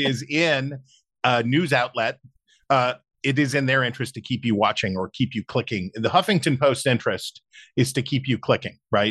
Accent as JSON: {"language": "English", "region": "West Virginia", "country": "United States", "tie": "born or raised there", "said": "my home state of West Virginia"}